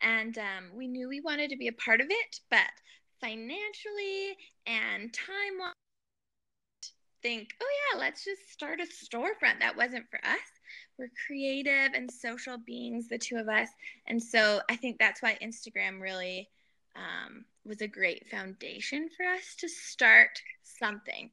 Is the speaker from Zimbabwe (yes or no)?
no; Canada; since we are Canadian